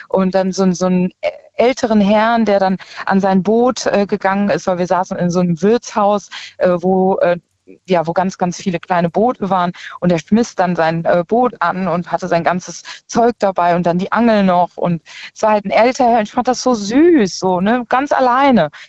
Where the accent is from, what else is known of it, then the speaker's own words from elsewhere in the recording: Aachen, North Rhine-Westphalia, Germany; Genau, genau, Schön. eigentlich aus Aachen.